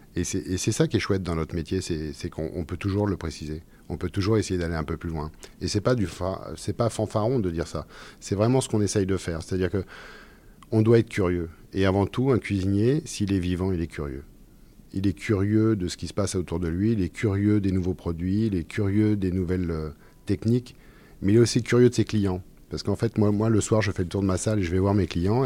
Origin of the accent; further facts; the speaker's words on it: Orléans, Centre-Val de Loire, France; also born or lived in Sologne; je, suis né à Orléans, j'ai grandi dans le Loiret